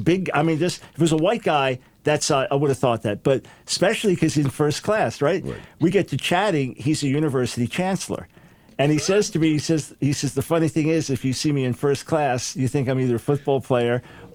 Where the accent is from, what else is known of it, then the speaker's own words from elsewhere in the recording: United States; then being Jewish American